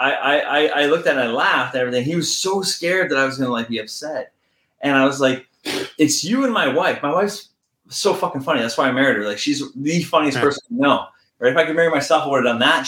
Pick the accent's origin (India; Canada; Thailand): Canada; we're Canadian